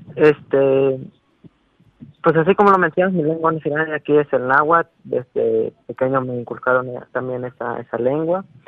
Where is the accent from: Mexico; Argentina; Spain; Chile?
Mexico; Cuetzalan, Puebla; soy de Coatzala, pero o sea, mi municipio se llama, bueno, es Cochalan